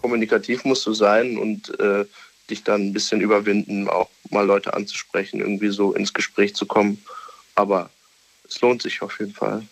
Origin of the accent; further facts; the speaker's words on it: Düsseldorf, North Rhine-Westphalia, Germany; ich bin aus Düsseldorf